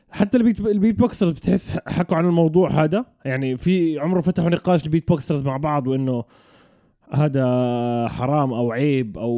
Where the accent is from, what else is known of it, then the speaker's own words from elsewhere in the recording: Jordan; انا من الاردن